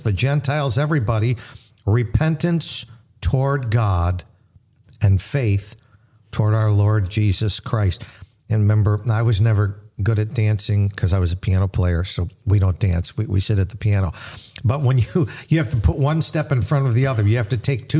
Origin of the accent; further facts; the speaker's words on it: United States; I grew up in America, the 60s, late 50s, early 60s